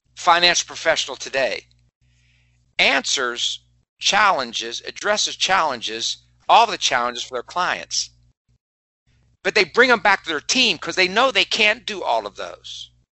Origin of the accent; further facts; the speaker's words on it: West Virginia, United States; moved away; I'm from West Virginia